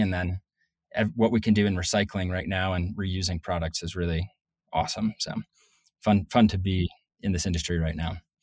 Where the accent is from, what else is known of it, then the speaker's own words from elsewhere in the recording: Northeast, United States; moved away as an adult; also born or lived in Colorado / Salt Lake City, Utah; I'm originally from the Northeast